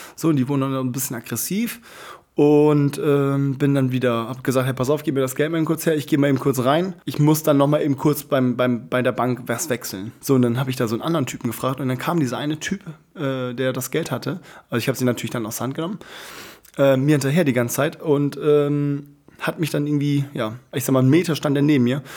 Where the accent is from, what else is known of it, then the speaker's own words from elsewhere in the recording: Germany; ich komme aus ähm, Deutschland